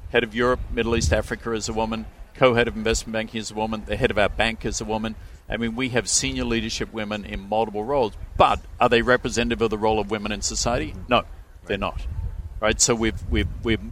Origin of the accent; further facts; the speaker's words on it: Melbourne, Victoria, Australia; moved away as an adult; now in United States; I was born in Melbourne to the family I was born with and given the education I was given.